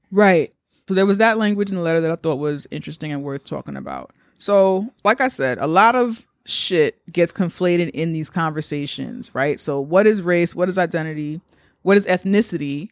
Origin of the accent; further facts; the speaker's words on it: United States; I'm black American